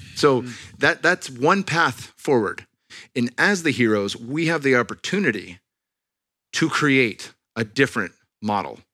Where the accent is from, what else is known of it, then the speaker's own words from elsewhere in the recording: Silicon Valley, California, United States; I'm from the Silicon Valley, born and raised.